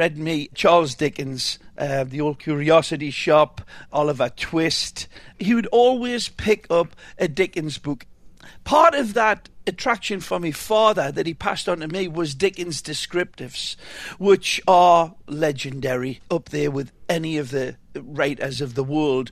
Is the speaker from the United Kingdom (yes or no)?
yes; Hexham, North East England, United Kingdom; moved away as an adult; also born or lived in Newcastle, England; now in Miami, United States; I was born in Newcastle, England. Actually, to be more definitive, Hexham, England